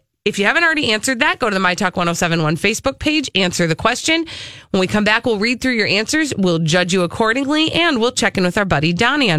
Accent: Wisconsin, United States; I'm from Wisconsin, so being a Badger fan and taking part in the fifth quarter of a football game, the chicken dance is a must love.

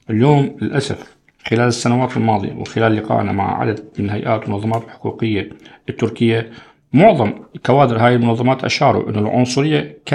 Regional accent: Syria; now in Turkey; طيب إحنا كسوريين المجنسين تحديدا كم سنة بدنا لحتى نصير مدير قسم

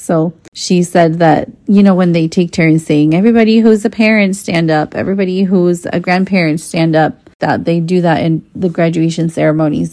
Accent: Mexico; first language Spanish; English is a second language; moved away as an adult; now in United States; I grew up in Mexico

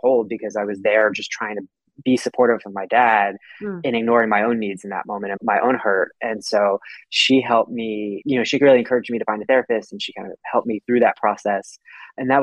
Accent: Houston, Texas, United States; I grew up in Houston, you know, as a male in a conservative culture

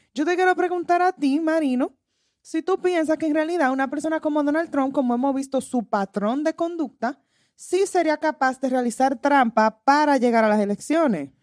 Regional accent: Dominican Republic; puede ser por el país de que soy, de la República Dominicana

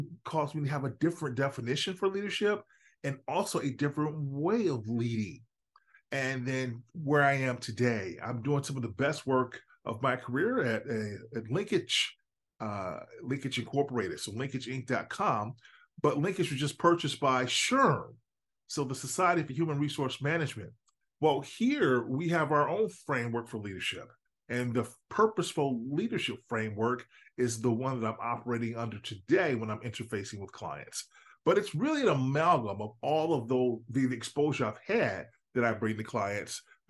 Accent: Chicago area, Northwest Indiana, United States; I'm just a kid from the Midwest. I'm from Northwest Indiana, Chicago area

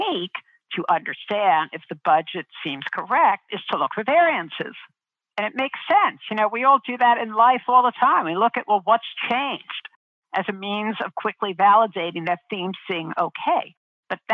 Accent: New York City, New York, United States; I grew up in Brooklyn

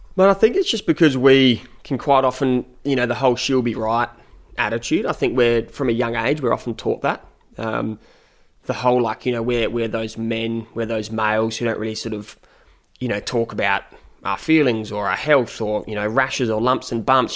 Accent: Adelaide, South Australia, Australia; accent: South Australian twang; moved away as an adult; born and raised in Adelaide

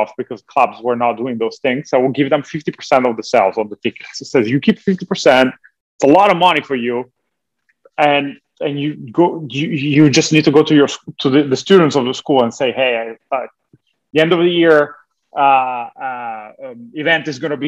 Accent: Italy; moved away as an adult; now in Los Angeles, United States; So I was born and raised in Italy.

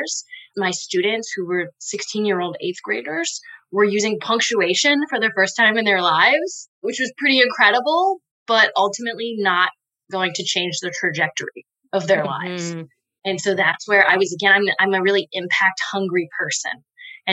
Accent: Louisville, Kentucky, United States; I grew up here in Louisville, Kentucky, in the neighborhood that I now represent in the legislature

